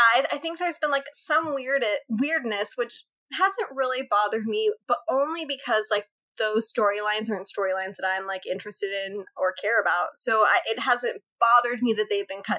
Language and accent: English; San Diego, California, United States; I'm from San Diego